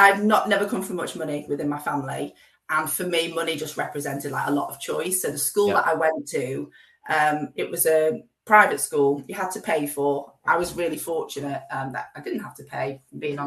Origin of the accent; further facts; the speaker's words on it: Preston, North West England, United Kingdom; also born or lived in Blackpool / Manchester / Leeds; Grew up in Preston, went to a school in Blackpool